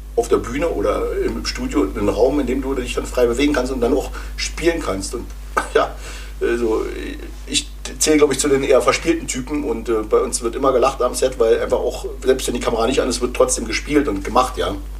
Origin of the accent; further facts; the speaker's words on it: GDR, East Germany, Germany; Also ich bin ja noch äh, in der DDR groß geworden